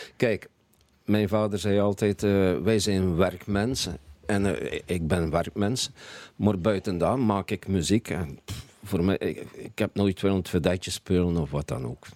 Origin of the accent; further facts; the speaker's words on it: Bruges, Flanders, Belgium; moved away as an adult; now in Belgian coast, Belgium; geboren en getogen in Brugge.